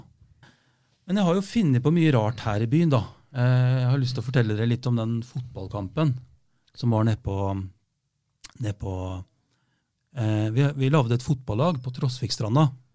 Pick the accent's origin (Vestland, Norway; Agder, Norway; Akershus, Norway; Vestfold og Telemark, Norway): Vestfold og Telemark, Norway; Rjukan; now in Fredrikstad, Norway; jeg er jo fra Rjukan